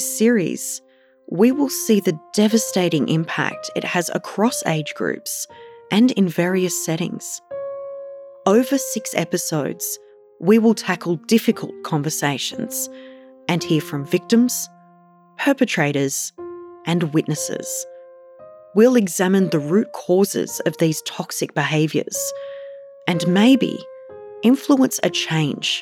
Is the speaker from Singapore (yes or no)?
no; Sydney, New South Wales, Australia; I was born and raised on Darug and Gundagata country in Western Sydney.